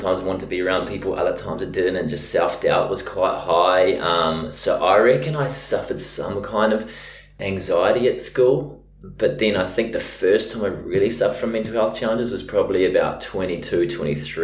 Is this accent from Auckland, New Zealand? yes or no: no; Mount Maunganui, Bay of Plenty, New Zealand; moved away as an adult; also born or lived in Bondi, Sydney, Australia; now in Sydney, Australia; Yeah, I'm from New Zealand. So I'm from a little beach town called Mount Maunganui. So I grew up just playing rugby and surfing in New Zealand